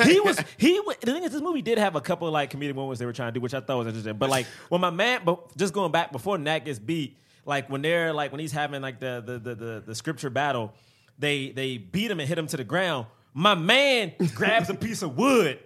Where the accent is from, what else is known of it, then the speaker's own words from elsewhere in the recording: United States; as a black man growing up in America right now